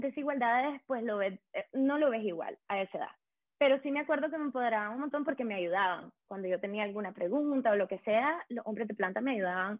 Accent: Managua, Nicaragua; moved away as an adult; now in Berlin, Germany; soy una mujer nicaragüense, tengo 29 años, soy de Managua, em, llevo 8 años viviendo

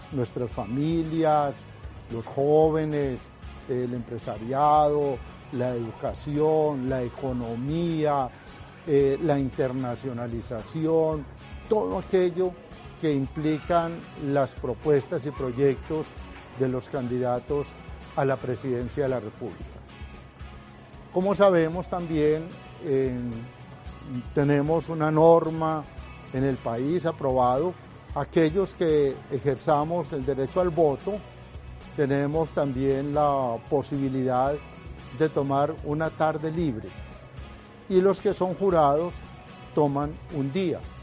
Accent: Colombia; como colombianos

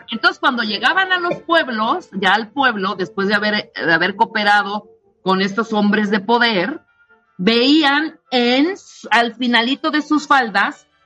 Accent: Chiapas, Mexico; en Chiapas, de, de donde soy oriunda y originaria.

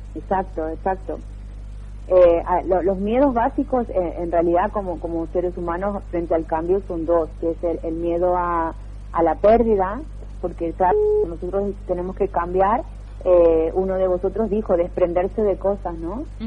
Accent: Argentina; moved away as an adult; also born or lived in England; now in Barcelona, Spain; si bien soy argentina hace más de 10 años que vivo aquí en, Europa

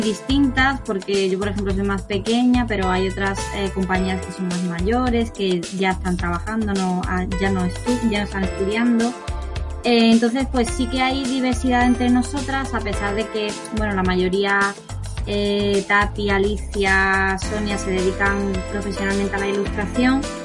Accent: Huelva, Andalusia, Spain; also born or lived in Seville / Milan; yo soy de Huelva

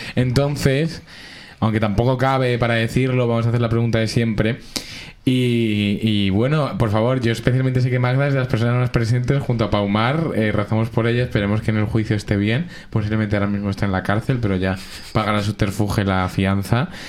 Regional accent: Alcorcón, Community of Madrid, Spain; Yo soy igual de inmigrante siendo de Alcorcón

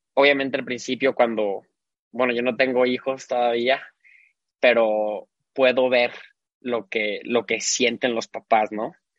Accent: Guadalajara, Jalisco, Mexico; nací aquí en, Guadalajara. Toda mi vida eh, viví aquí

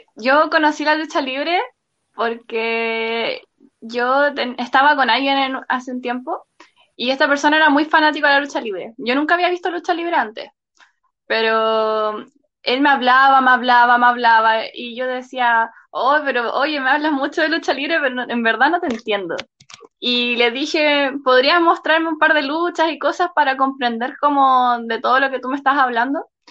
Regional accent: Santiago, Santiago Metropolitan Region, Chile; yo soy de Santiago.

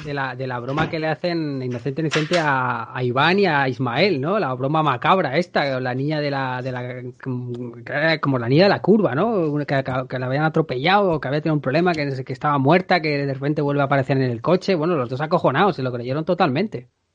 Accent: near a town in the province of Toledo, Castilla-La Mancha, Spain; la sede está cerca de mi pueblo

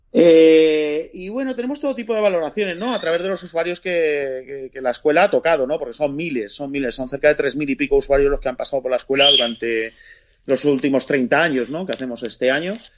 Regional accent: Spain; como somos españoles

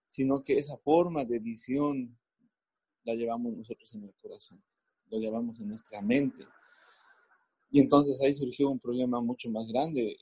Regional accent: Bolivia

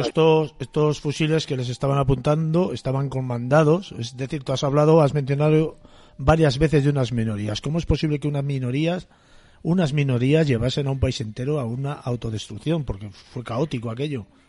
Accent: Spain; also born or lived in Castile; como solemos hacer los españoles

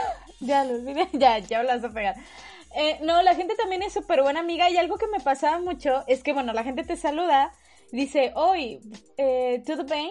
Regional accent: Mexico; los mexicanos

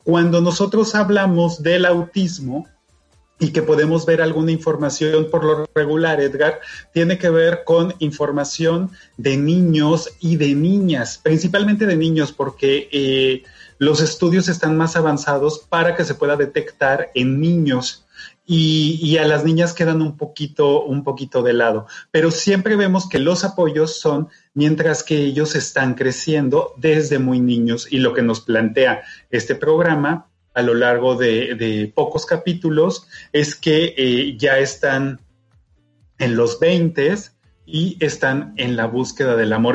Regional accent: Mexico; nosotros como mexicanos

